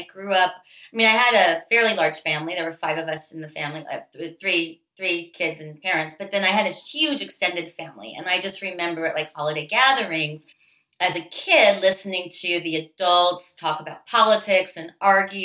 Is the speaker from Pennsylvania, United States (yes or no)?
yes; Pittsburgh, Pennsylvania, United States; I grew up in Pittsburgh